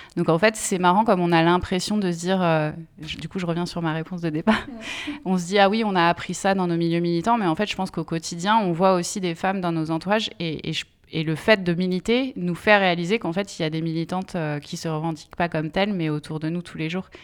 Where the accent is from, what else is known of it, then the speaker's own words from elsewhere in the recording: Essonne, Île-de-France, France; je suis née euh, dans l'Essonne